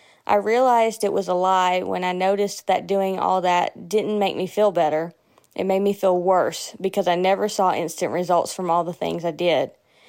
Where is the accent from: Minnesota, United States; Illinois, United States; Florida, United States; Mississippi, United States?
Mississippi, United States; Jackson; from Jackson, Mississippi.